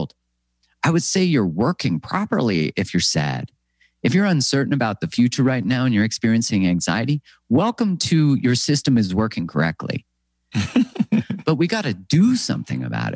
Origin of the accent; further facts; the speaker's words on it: Canada; I'm from Canada